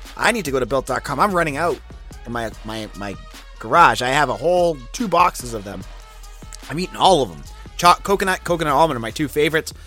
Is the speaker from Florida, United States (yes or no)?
no; Boston, Massachusetts, United States; accent: Boston; I'm a Boston guy. You could probably tell by my, my accent that sneaks in and out